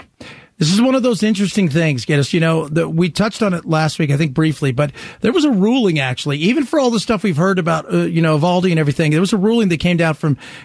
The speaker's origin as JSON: {"language": "English", "region": "Southern California", "country": "United States", "tie": "born or raised there", "said": "as a kid growing up in Southern California"}